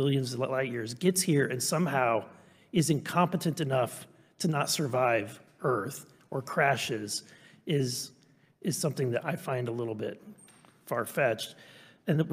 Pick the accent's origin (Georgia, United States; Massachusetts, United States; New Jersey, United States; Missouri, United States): Missouri, United States; I'm from Missouri